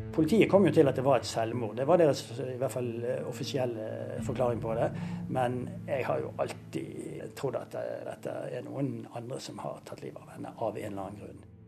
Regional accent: Bergen, Vestland, Norway; Nå er jeg jo fra Bergen, og jeg løper faktisk inn i isdalen minst to ganger i uken.

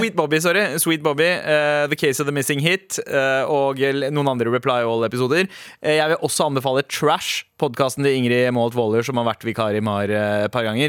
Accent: Søndre Nordstrand, Oslo, Norway; also born or lived in India (ancestry); jeg er Søndre Nordstrand

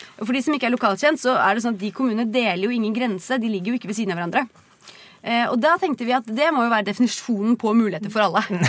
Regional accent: Oslo, Norway; Jeg er jo fra Oslo

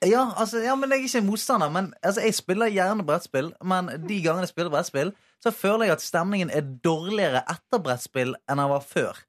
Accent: Bergen, Vestland, Norway; moved away; bodd hjemme i Bergen

